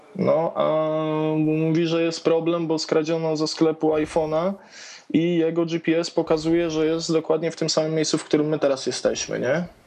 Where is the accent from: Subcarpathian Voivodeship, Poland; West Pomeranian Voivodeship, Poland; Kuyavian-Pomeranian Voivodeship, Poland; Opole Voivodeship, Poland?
Kuyavian-Pomeranian Voivodeship, Poland; Toruń; jestem z Torunia